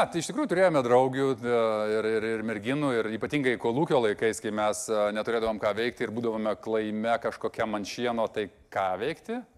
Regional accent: Vilnius, Vilnius County, Lithuania; aš šiaip esu Vilnietis iš pašaknų, e, mano tėvai susitiko, e, įtariu, kažkurioje diskotekoje arba Kaune KTU, arba kažkur visiukose, nes tėvukas ten mokėsi ir tada jie pradėjo gyventi Vilniuje ir ten gimiau aš.

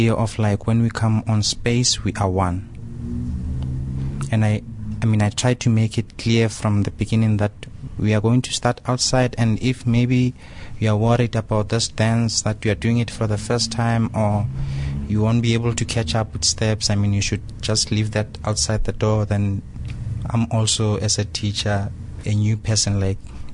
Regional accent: Soweto, Gauteng, South Africa; also born or lived in Brussels; I'm from Soweto

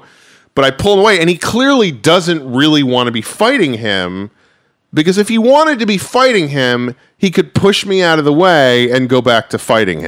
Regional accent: New Rochelle, New York, United States; moved away; He grew up in the next town over from me. So we always talk about, he grew up in Mount Vernon, I grew up in New Rochelle.

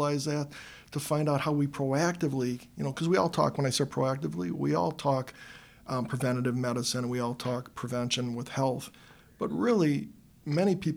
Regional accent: Milwaukee, Wisconsin, United States; I grew up on the northwest side of Milwaukee. I've been here my entire life

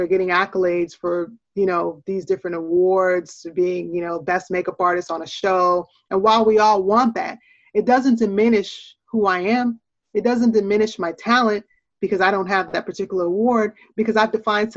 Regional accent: Portland, Oregon, United States; also born or lived in Jamaica; born in Jamaica, but growing up in the U.S. in a lot of inferior circumstances, and growing up in Portland, Oregon, which is a predominantly white town

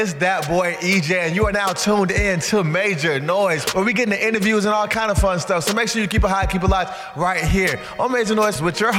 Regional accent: Greensboro, North Carolina, United States; I'm from Greensboro.

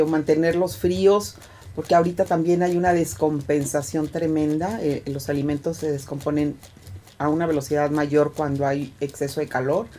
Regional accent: Veracruz, Mexico; Veracruz, que es mi pueblo

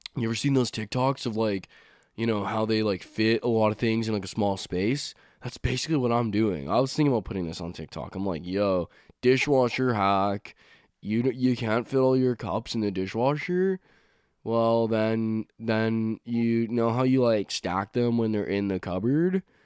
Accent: Saskatchewan, Canada; now in Nova Scotia, Canada; I'm from a province called Saskatchewan

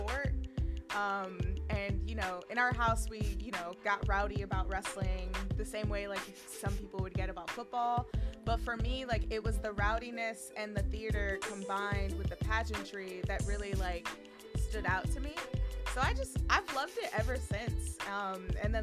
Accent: New York City, New York, United States; I grew up in New York. I grew up in the Bronx

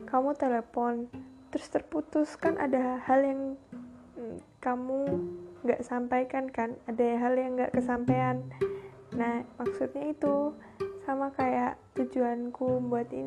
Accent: Central Java, Indonesia; accent: medok; karena aku tuh orang Jawa Tengah, orang ya Jawa Tengah sekitarnya Jogja gitu yang kalau ngomong kan medok-medok ya

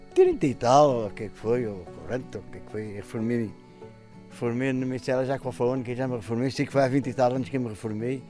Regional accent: Penhascoso, Santarém District, Portugal; Nascida em Penhascoso, Conselho de Mação, Distrito de Santarém

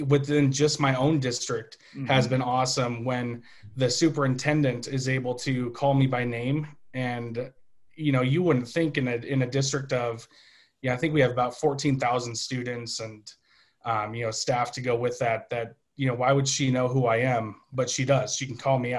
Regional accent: Zillah, Washington, United States; now in Nampa, United States; I grew up in the Hop Valley of the United States, up in the Yakima Valley, a little town called Zilla

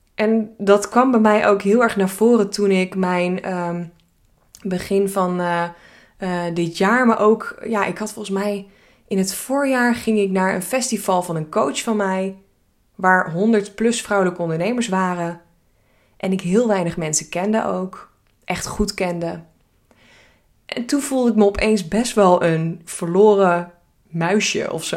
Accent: Hilversum, North Holland, Netherlands; Ik eh, ben geboren en getogen in Hilversum.

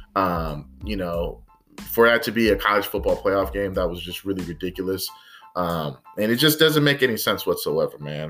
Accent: the Bay Area, California, United States; I'm from the Bay

